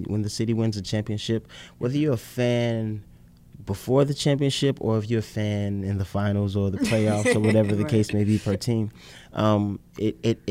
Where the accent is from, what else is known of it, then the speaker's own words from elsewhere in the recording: Chicago, Illinois, United States; being the Chicago kid, I was born on the South Side